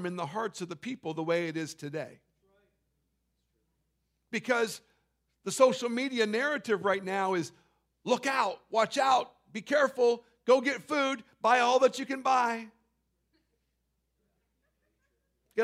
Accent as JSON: {"language": "English", "country": "Canada", "also_born_or_lived": "Central California", "said": "I'd been to Florida as a Canadian"}